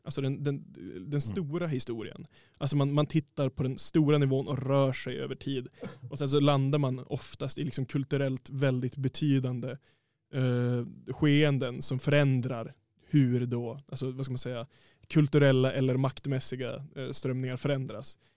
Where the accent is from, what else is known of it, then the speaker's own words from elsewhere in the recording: Härnösand, Västernorrland County, Sweden; jag är själv från Härnösand